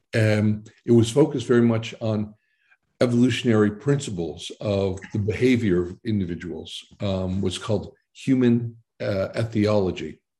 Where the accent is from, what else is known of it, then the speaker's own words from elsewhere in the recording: Boston, Massachusetts, United States; moved away as an adult; also born or lived in New Jersey; now in Netherlands; I was born in New Jersey, but I was pretty much born and bred in Boston, mm-hmm. uh, Massachusetts.